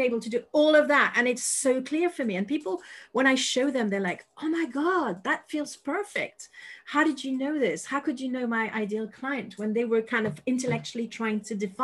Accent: Paris, Île-de-France, France; English is a second language; moved away as an adult; now in United Kingdom; I lived 36 years, well, minus one in Paris

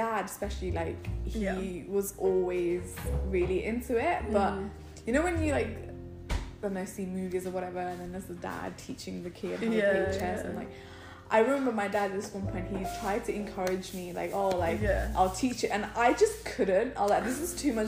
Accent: Nepal; moved away; growing up in Nepal

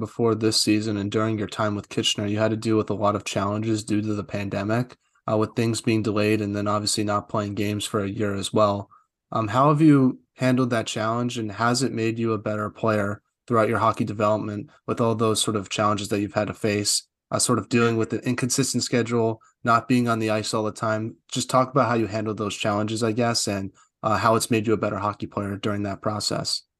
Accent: United States; I'm from the U S

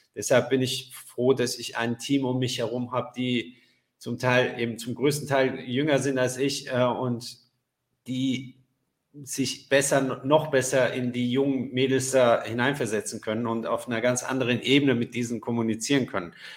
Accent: Frankfurt, Hesse, Germany; moved away; also born or lived in Paris; ich bin ja in Frankfurt aufgewachsen

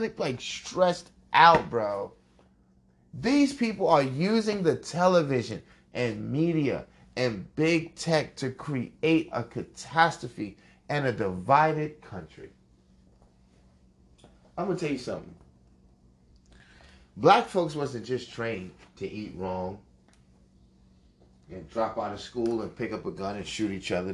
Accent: New York, United States; I was born at Mount Sinai Beth Israel Hospital in Manhattan

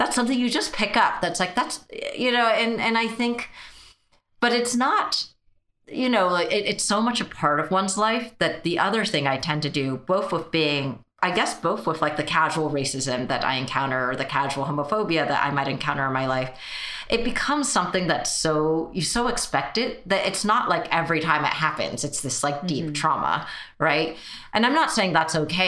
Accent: United States; first language Mandarin; English is a second language; I was technically born here, but we only spoke Mandarin at home

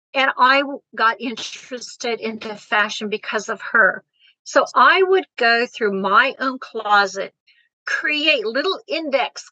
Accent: Germany; now in United States; I was born and raised in Germany

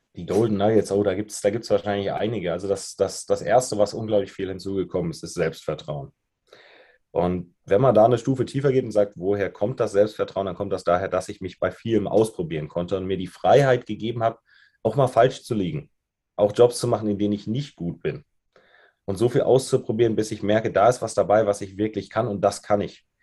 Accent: Germany; moved away as an adult; also born or lived in Australia; now in Munich, Germany; ich bin groß geworden, ganz dörflich, zwischen Koblenz und Limburg oder noch breiter gesehen zwischen Frankfurt und Köln in einem kleinen Dorf mit mehr Kühen als Einwohnern

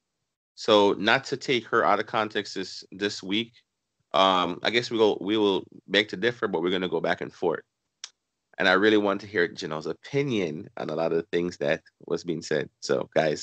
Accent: Jamaica; I'm Jamaican

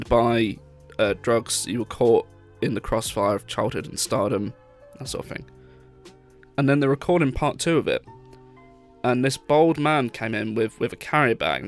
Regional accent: Peterborough, East of England, United Kingdom; moved away; my hometown in Peterborough.

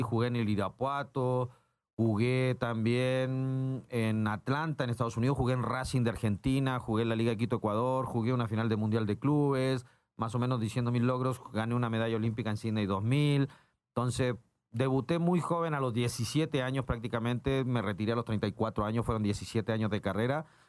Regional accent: Chile; moved away as an adult; also born or lived in Mexico; yo me inicié en Santiago Wander, soy chileno, eh, llegué el año 2001 al fútbol mexicano

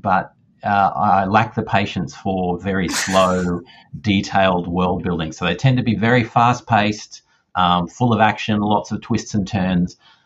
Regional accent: Australia; I am definitely Australian

